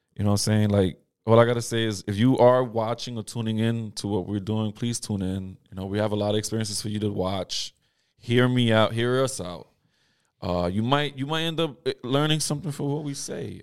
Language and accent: English; United States; I've been here my whole life